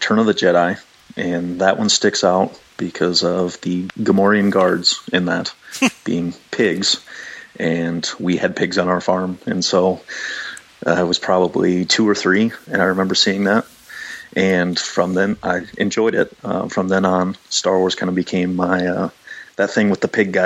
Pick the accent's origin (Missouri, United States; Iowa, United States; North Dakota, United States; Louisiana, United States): Iowa, United States; Waverly; in Waverly, my hometown